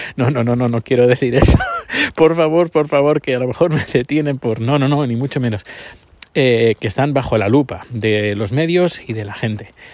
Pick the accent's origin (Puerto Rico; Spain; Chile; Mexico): Spain; moved away as an adult; now in Sweden; cuando salí de España